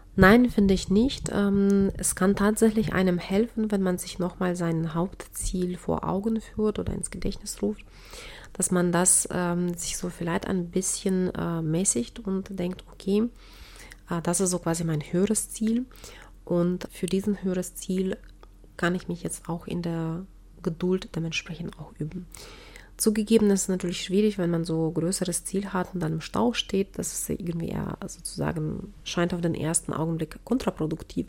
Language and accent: German; Ukraine; moved away; in den neunziger Jahren herrschte bei uns in der Ukraine damals noch, äh, Warenmangel